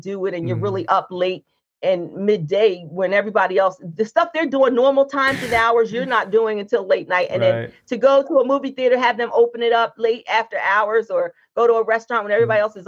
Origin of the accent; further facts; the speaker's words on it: New Jersey, United States; I was from Jersey